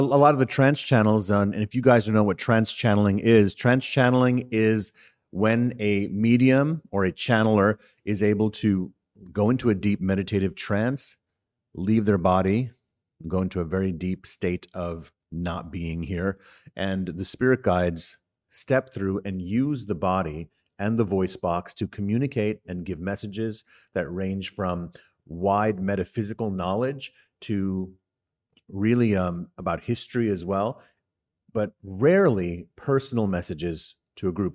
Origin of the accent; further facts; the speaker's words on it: New York City, New York, United States; also born or lived in Harlem, New York City; growing up in the Bronx in New York City